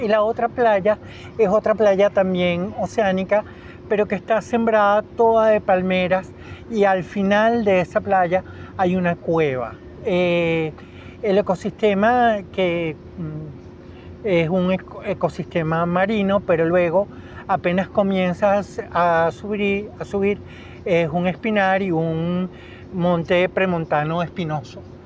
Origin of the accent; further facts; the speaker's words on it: Caracas, Capital District, Venezuela; Yo nací aquí en Caracas y nací en la clínica Racetti, donde mi papá era médico eh, y vivíamos en Artigas